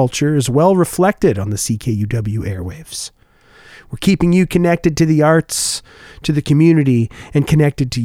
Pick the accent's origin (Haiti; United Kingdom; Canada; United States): Canada; Oshawa, Ontario; now in Winnipeg, Canada; at the Oshawa Center, the large mall back in my hometown